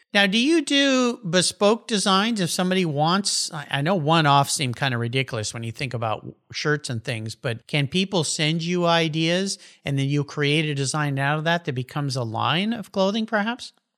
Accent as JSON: {"language": "English", "region": "Southern California", "country": "United States", "tie": "born or raised there", "said": "growing up in Southern California as I did"}